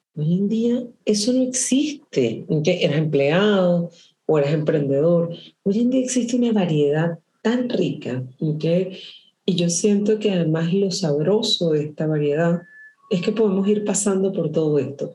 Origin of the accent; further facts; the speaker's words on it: Caracas, Capital District, Venezuela; moved away as an adult; also born or lived in Caribbean island; now in Chile; yo soy caraqueña